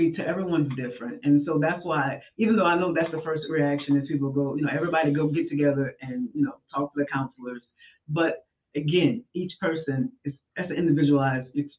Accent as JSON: {"language": "English", "town": "New Orleans", "region": "Louisiana", "country": "United States", "moved": "yes", "lives_now": "Baton Rouge, United States", "said": "I'm from New Orleans"}